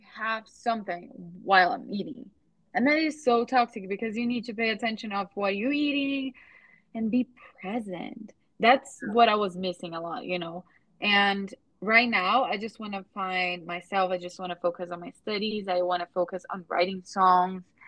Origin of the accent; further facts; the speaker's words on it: Brazil; English is a second language; now in United States; we live in a, in the United States and we're from Brazil